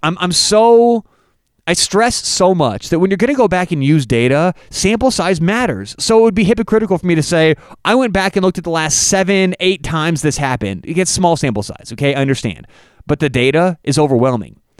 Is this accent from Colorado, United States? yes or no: yes; Denver, Colorado, United States; I'm from Denver